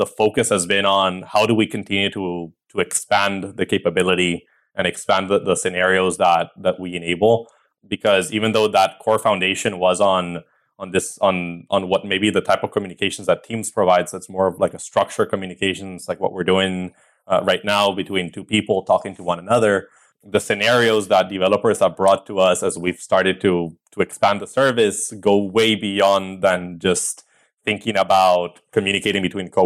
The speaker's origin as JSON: {"language": "English", "country": "Costa Rica", "tie": "born or raised there", "also_born_or_lived": "El Salvador", "moved": "as an adult", "lives_now": "United States", "said": "I was born in El Salvador in Central America. I lived most of my life in Costa Rica. So about 18 years, and then I moved to the US about 8 years ago."}